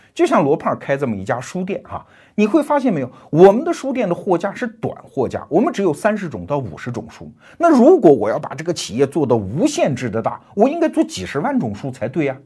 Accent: China; 我们中国人

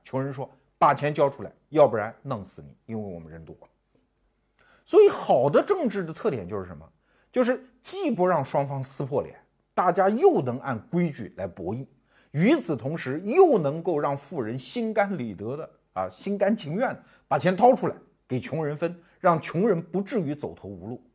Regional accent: China; 我们中国人对这个情景很熟悉

